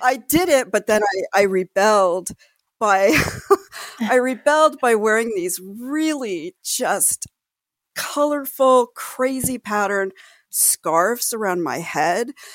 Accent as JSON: {"language": "English", "town": "Los Angeles", "region": "California", "country": "United States", "tie": "born or raised there", "said": "I grew up in Los Angeles, the greater Los Angeles area"}